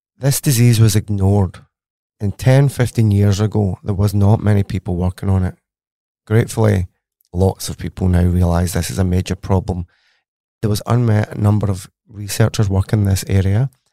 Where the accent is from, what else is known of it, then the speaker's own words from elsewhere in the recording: Glasgow, Scotland, United Kingdom; accent: Scottish; moved away as an adult; now in Australia; as you can tell from my accent, I am very Scottish. I went to university in Glasgow, Strathclyde University, for my undergraduate. Then I studied at the Pizza Institute, or C R U K, and that's in Glasgow University itself. So, born and bred, educated in Glasgow, and then moved to Australia for some sunshine.